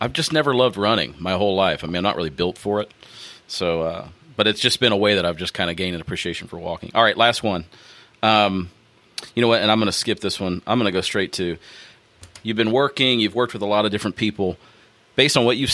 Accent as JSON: {"language": "English", "town": "Springfield", "region": "Ohio", "country": "United States", "tie": "born or raised there", "said": "a men's ministry in my hometown, Springfield, Ohio"}